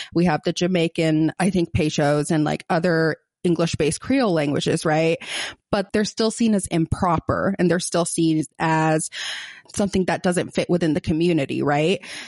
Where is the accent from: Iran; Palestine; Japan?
Palestine; Gaza, Gaza Strip; accent: Palestinian, Gazan; my Palestinian accent, my Gazan accent